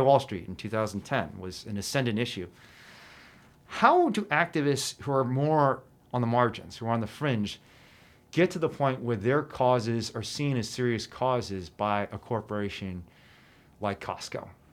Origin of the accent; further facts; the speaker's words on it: China; now in United States; my home country of China